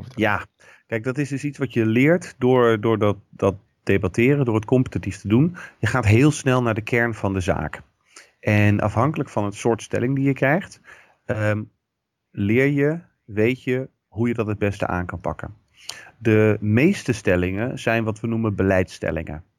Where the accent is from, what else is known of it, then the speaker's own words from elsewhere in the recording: Rotterdam, South Holland, Netherlands; ik kom uit Rotterdam.